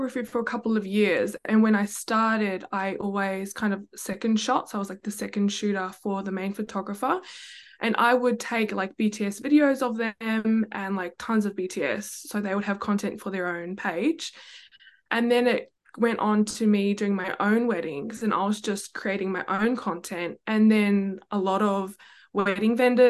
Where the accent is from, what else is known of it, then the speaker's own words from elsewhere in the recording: New Zealand; now in Gold Coast, Australia; I'm based on the Gold Coast, but born and raised in New Zealand